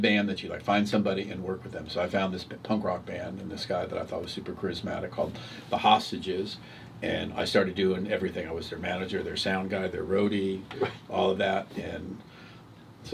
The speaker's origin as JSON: {"language": "English", "town": "Massapequa", "region": "New York", "country": "United States", "tie": "born or raised there", "also_born_or_lived": "Dallas / California", "moved": "yes", "said": "I'm originally from the East Coast and from a place called Massapequa. And most people go Massapequa, New York. And it just so happens that it's the same hometown as Jerry Seinfeld."}